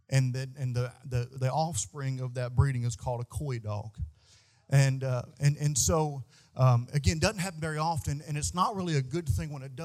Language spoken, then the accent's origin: English; Bootheel of Missouri, United States; where I grew up at in the Boot Hill of Missouri, there's more stray dogs than people.